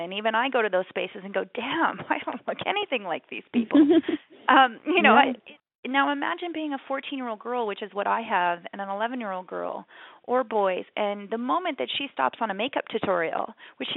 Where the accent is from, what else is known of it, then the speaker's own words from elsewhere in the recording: Canada; growing up in Canada